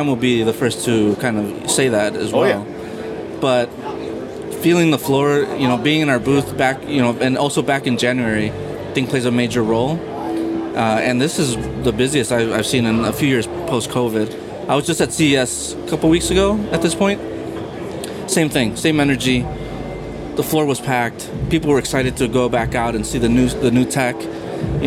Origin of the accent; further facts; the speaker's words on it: Chicago, Illinois, United States; born and raised in Chicago, but my house was a Mexican household